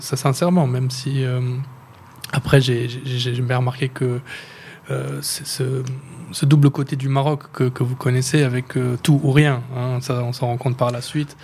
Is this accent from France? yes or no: no; Brussels, Brussels-Capital Region, Belgium; moved away as an adult; also born or lived in Schaerbeek / Tubize / Tangier; now in Casablanca, Morocco; je suis né à Bruxelles d'un père euh, marocain